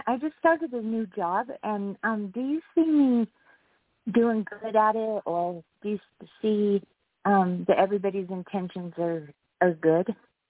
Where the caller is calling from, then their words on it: Wyoming, United States; I'm calling from Wyoming.